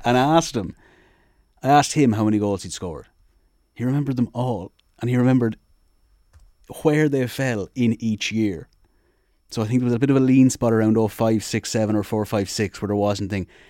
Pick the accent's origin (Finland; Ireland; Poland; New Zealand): Ireland; Sligo, Connacht; I'm obviously from Connacht, from Sligo